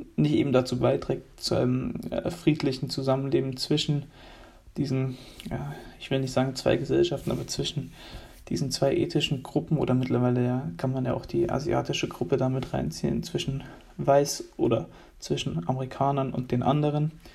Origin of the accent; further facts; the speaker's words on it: Germany; wir freuen uns alle als Deutsche